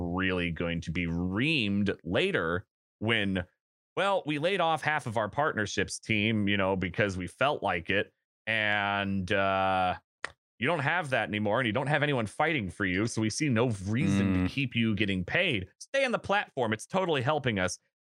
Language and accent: English; Seattle, Washington, United States; And like, I'm from Seattle and know what Microsoft does.